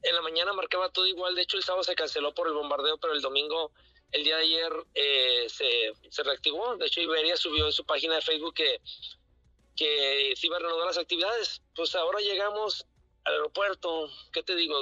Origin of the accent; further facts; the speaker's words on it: Sinaloa, Mexico; Somos tres de Sinaloa, siete de, cuatro de Sinaloa